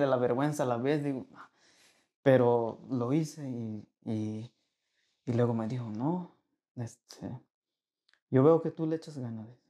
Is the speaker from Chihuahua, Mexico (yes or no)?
no; Veracruz, Mexico; moved away as an adult; also born or lived in Monterrey; now in United States; Yo soy de Veracruz y sé de dónde vengo.